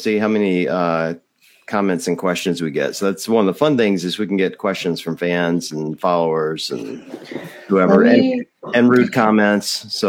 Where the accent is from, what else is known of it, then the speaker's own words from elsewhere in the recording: Mississippi, United States; I'm from Mississippi